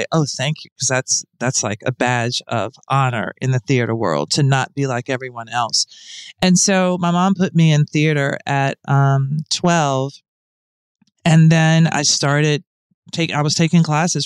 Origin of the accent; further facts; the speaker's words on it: Nashville, Tennessee, United States; I grew up in Nashville